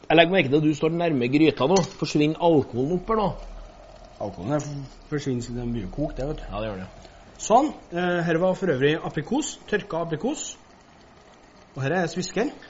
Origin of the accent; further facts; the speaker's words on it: Levanger, Trøndelag, Norway; Dessverre, vi kommer fra Nord-Trøndelag, jeg har Levanger, vet du.